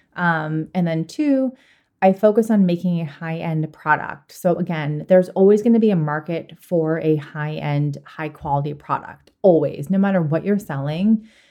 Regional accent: Boston, Massachusetts, United States; I am originally from Boston

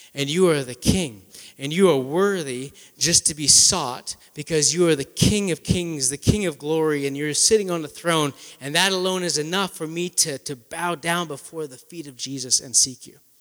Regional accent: near Winnipeg, Manitoba, Canada; moved away as an adult; also born or lived in New York City; I'm originally from Canada, near Winnipeg, Manitoba.

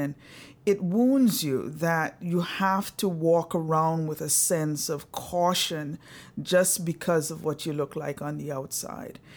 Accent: Antigua & Barbuda; moved away; I was born in the little beautiful Caribbean island of Antigua. My parents are Antiguans

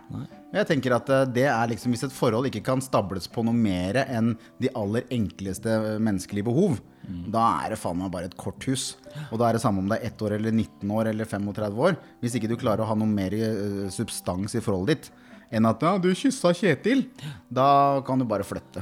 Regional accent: Kongsberg, Buskerud, Norway; Jeg er fra Kongsberg

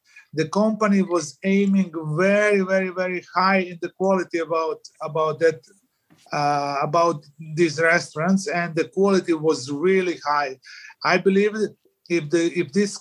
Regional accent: Croatia; I was from Croatia.

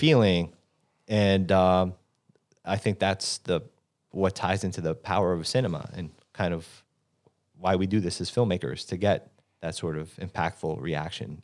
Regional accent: New York City, New York, United States; being a New Yorker and being born in Manhattan

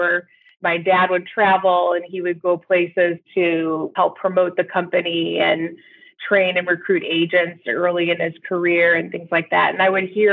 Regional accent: Peoria, Illinois, United States; I grew up in Peoria, Illinois, where I live today

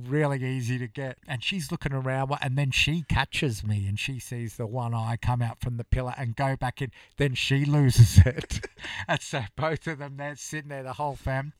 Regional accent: Gold Coast, Queensland, Australia; growing up on the Gold Coast and having Christmases there

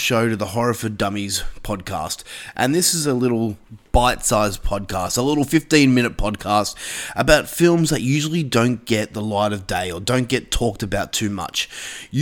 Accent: Australia; As an Australian myself

